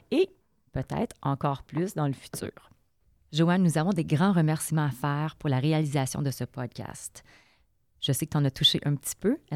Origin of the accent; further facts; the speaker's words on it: Quebec, Canada; now in Coquitlam, Canada; J'habite moi aussi à Coquitlam, mais je suis native du Québec.